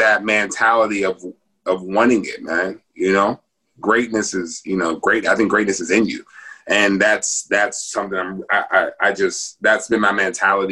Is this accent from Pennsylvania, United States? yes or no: yes; Pittsburgh, Pennsylvania, United States; growing up in Pittsburgh